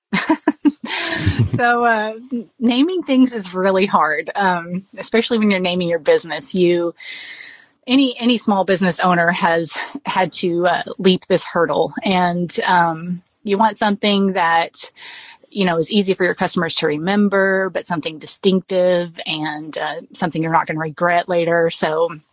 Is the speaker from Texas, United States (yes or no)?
yes; South Texas, United States; we we are South Texan, so we say melange